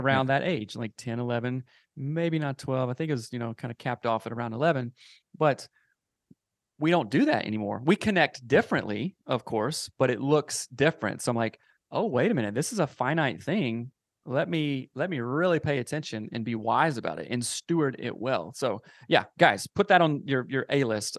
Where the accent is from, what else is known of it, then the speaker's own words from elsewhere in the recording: South Carolina, United States; moved away as an adult; now in Seattle, United States; I am from South Carolina, uh, born and raised there, grew up there, moved out to Seattle when I was around, um, twenty-four or so